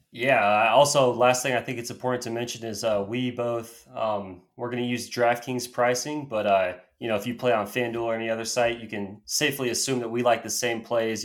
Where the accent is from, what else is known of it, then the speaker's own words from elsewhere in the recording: Austin, Texas, United States; I'm from Austin